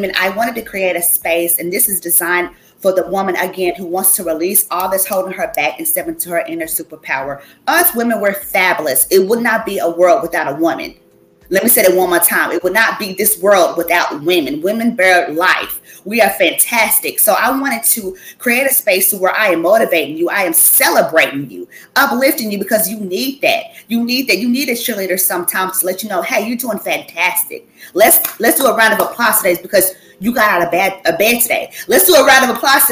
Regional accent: Clinton, Kentucky, United States; moved away as an adult; now in Massachusetts, United States; It's called Clinton, Kentucky.

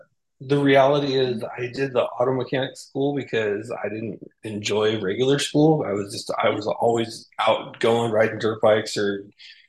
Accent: Hollister, California, United States; moved away as an adult; also born or lived in Monterey, California / Arizona; now in Montana, United States; So originally I was born in Hollister, well, born in Monterey, California. Then we moved over to our I went back home to Hollister, so it's a small town.

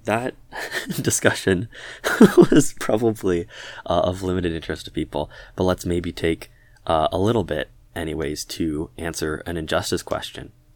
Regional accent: Toronto, Ontario, Canada; the Toronto area, sort of G T

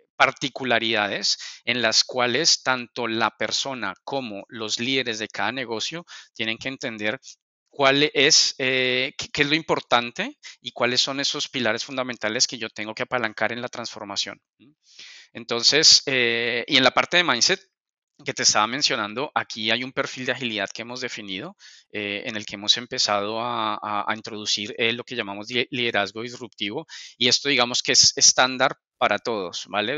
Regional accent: Colombia; moved away as an adult; now in Spain; soy, soy de Colombia, llevo un par de años, ya hoy para dos años aquí en, España

